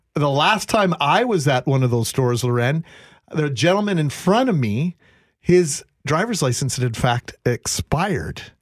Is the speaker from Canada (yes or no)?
yes; Brandon, Manitoba, Canada; I used to get a hard time as a kid for being a Blue Bomber fan growing up in Brandon